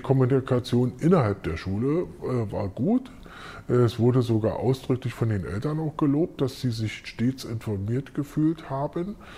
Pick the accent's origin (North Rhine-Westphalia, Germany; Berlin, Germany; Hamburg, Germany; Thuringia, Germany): Berlin, Germany; ich bin Westberliner